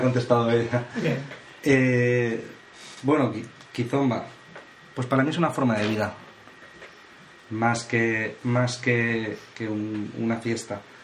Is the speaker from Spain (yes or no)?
yes; Valencia, Valencian Community, Spain; somos de Valencia